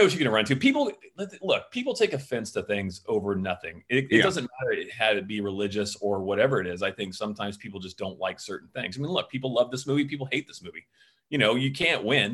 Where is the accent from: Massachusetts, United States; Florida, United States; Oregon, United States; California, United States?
Florida, United States; Pensacola; I grew up in the South. I grew up in Pensacola, Florida, and that's like, it was crazy religious where I grew up.